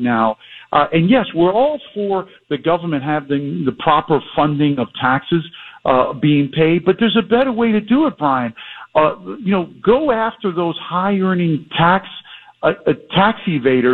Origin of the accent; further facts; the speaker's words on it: South Florida, United States; back in my hometown radio here